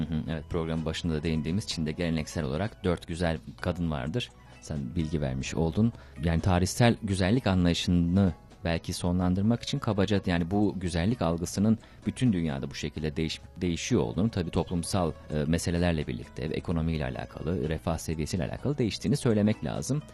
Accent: Turkey; benim bir Türk olarak

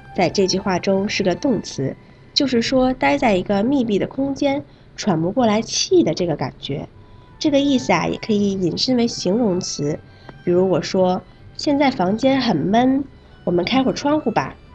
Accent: Malaysia; Chinese is a second language; 我是来自马来西亚的

